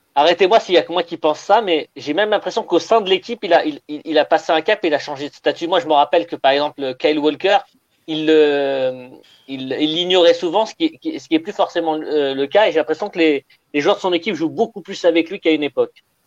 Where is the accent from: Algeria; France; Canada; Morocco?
Algeria; quand on est algérien, africain